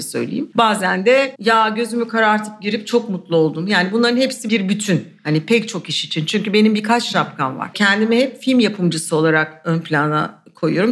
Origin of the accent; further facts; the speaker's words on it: Istanbul, Turkey; Bir de İstanbulluyum yani doğma bir ailem de İstanbullu